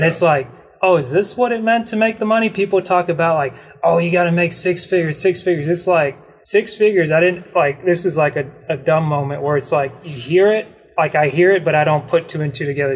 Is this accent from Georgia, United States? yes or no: yes; Dalton, Georgia, United States; I grew up in Dalton